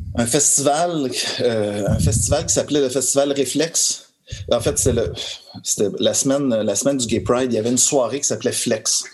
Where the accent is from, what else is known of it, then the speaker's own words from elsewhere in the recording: Montreal, Quebec, Canada; je suis né à Montréal. je euh, suis un pur Montréalais